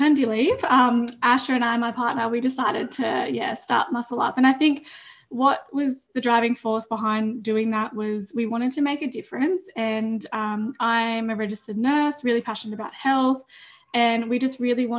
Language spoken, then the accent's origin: English; Grafton, New South Wales, Australia; also born or lived in Armidale; I've lived in Grafton on Bundjalung country since I was two